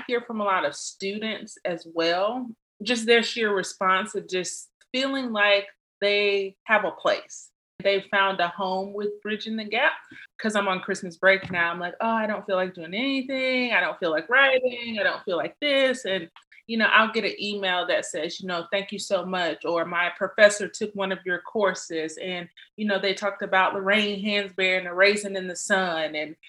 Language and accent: English; Columbus, Mississippi, United States; now in Biloxi, United States; So I am originally from Columbus, Mississippi. I'm a military brat. So my dad did 26 years in the Air Force. So we had the cool luxury of living all over. So now I reside in Biloxi, Mississippi.